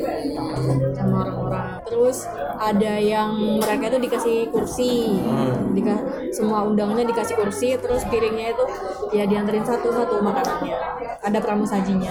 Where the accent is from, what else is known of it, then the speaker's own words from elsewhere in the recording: Madura, East Java, Indonesia; aku dari Madura